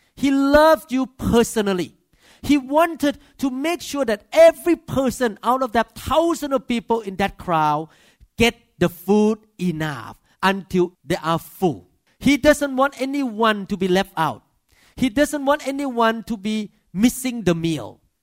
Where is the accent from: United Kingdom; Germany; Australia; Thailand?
Thailand; accent: Thai; English is a second language; moved away as an adult; now in United States; as a Thai man with accent